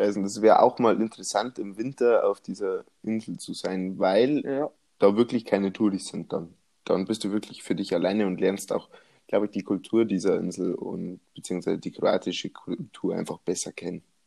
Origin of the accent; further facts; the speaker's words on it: Bavaria, Germany; accent: Bavarian; ich komme aus Bayern